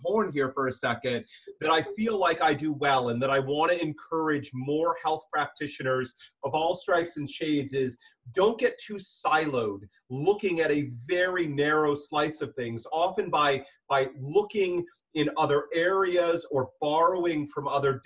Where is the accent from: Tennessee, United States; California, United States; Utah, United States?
California, United States; San Diego; moved away as an adult; now in Seattle, United States; born and raised a San Diego boy in Southern California.